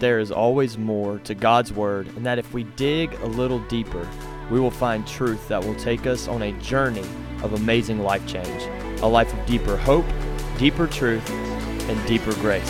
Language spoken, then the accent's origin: English; Lower Alabama, United States; moved away; I'm from Lower Alabama. It's different. So I'm from the South. We're Southern boys.